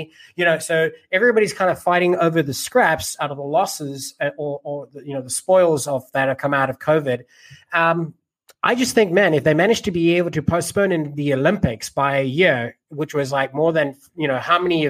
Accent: South Africa; moved away; Me, I was born in South Africa

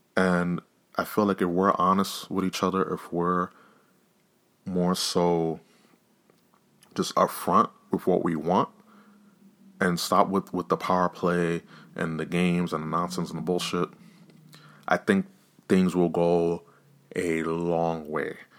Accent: New York, United States; I'm from New York

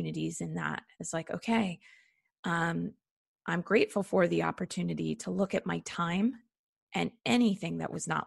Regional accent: United States; being an American

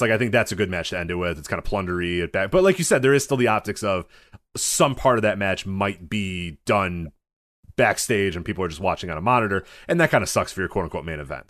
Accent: United States; I'm American.

